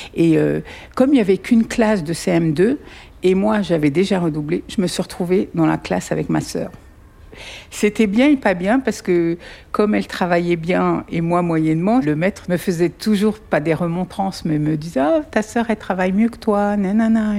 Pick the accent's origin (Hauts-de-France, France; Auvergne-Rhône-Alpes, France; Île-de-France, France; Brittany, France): Île-de-France, France; Paris; now in Valenton, France; Je suis née le 9 janvier 1966 à Paris. J'ai vécu jusqu'à l'âge de 11 ans et demi à Paris et on a emménagé pendant les vacances d'avril 1978